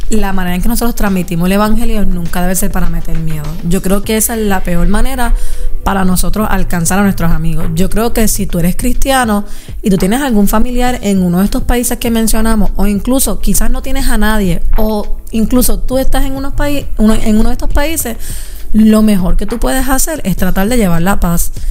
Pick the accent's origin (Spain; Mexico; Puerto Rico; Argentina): Puerto Rico; cosas que están pasando en Puerto Rico, como los temblores, eh, todas estas cosas que están pasando en mi país